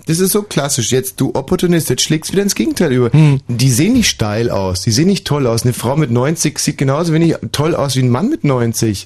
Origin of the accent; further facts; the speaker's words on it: Upper Bavaria, Germany; moved away; also born or lived in Augsburg; Oberbayern, meine Heimat